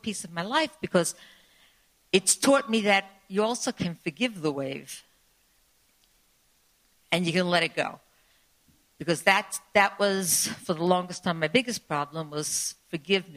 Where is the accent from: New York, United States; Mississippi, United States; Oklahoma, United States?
New York, United States; New York City; I grew up in the Rockaways, not far from where you lived